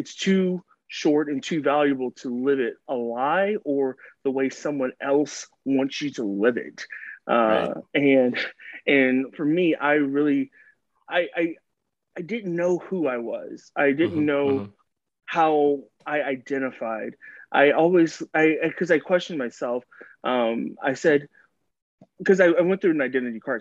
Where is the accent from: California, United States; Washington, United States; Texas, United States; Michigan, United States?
Texas, United States; Dallas; So I am from Dallas, Texas. I've been born and raised